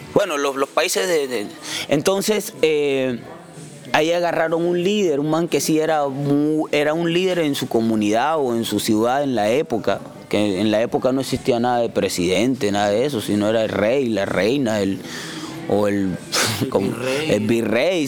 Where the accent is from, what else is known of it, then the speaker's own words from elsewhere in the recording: San Basilio de Palenque, Bolívar, Colombia; moved away as an adult; also born or lived in Bogotá; me fui de Palenque a los. justo cuando cumplí 18 años.